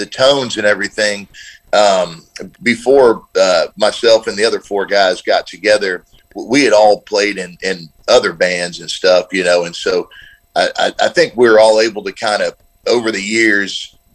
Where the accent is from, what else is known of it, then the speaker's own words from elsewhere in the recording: Nashville, Tennessee, United States; I grew up here in Nashville